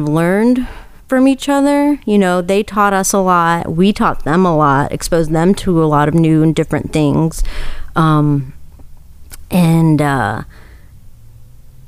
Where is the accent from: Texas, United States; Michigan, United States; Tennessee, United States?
Tennessee, United States; Nashville; I was born here. I was born here in Nashville.